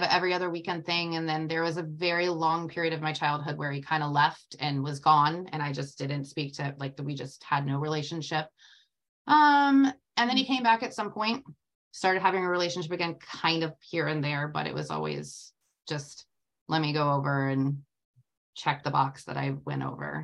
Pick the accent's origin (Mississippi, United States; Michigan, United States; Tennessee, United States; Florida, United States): Florida, United States; Tampa; I am from Tampa, Florida, and that is where I was born and raised my entire life.